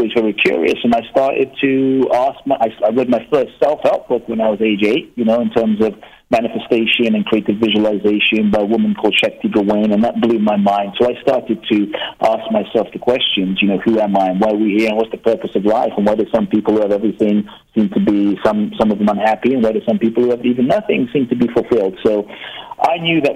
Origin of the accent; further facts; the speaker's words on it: London, United Kingdom; also born or lived in Ghana; I was born in Ghana, West Africa. My father's from Ghana. My mother's from Japan. I grew up in London, and my first memories, you know, I grew up in London from around age 3